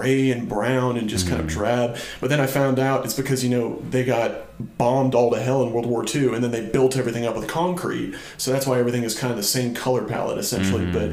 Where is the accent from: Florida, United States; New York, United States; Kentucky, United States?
Kentucky, United States; I'm actually from Kentucky